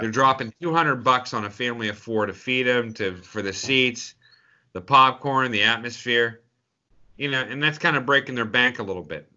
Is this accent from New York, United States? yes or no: no; Pittsburgh, Pennsylvania, United States; we grew up in Pittsburgh